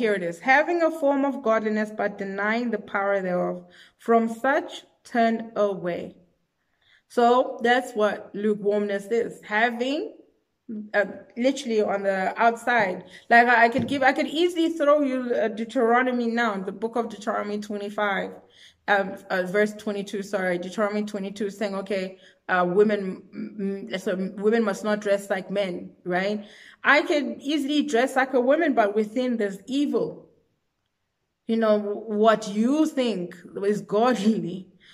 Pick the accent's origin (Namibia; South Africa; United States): South Africa; I'm from South Africa